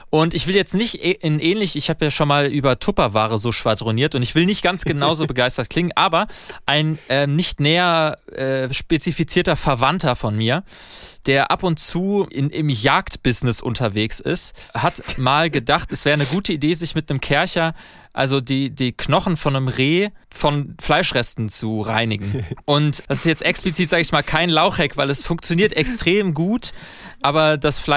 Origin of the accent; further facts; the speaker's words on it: Germany; Ja, also ich als Deutscher